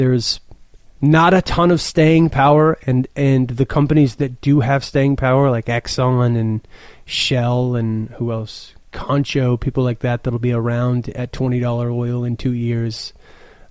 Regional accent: Midland, Texas, United States; I'm from Midland, Texas, which is like the second biggest oil town in America

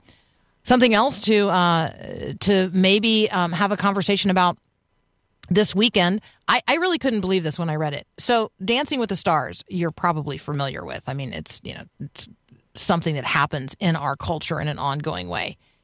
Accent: Tampa, Florida, United States; So I grew up in Tampa, and our county fair, the Hillsborough County Fair, was also the Strawberry Festival.

